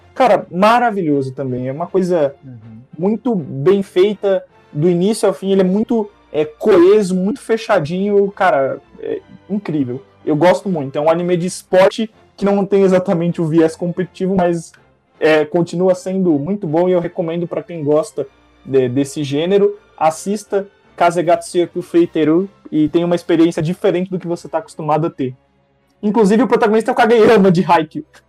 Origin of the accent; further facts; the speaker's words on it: Brazil; nós somos brasileiros e, re, e vivemos a realidade do nosso país